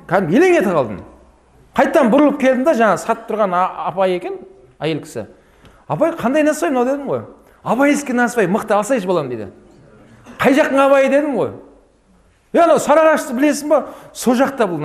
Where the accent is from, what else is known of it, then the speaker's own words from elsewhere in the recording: Abai, Turkistan Region, Kazakhstan; also born or lived in Karaganda / Cairo; now in Almaty, Kazakhstan; мен мынау осы сарыағаш жағында абай деген жердің тумасымын туып өскен балалық шағым сол жерде өткен қазір алматыдамын